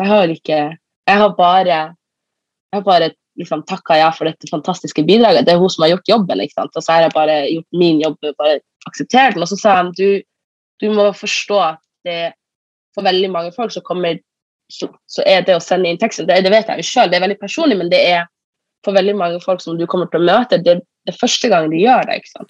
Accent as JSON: {"language": "Norwegian", "region": "Northern Norway", "country": "Norway", "said": "som nordlending"}